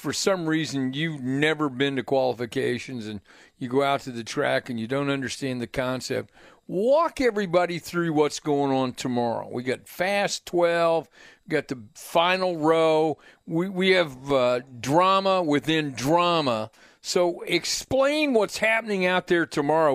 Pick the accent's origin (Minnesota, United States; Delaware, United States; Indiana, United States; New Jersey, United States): Indiana, United States; Franklin; I'm from Franklin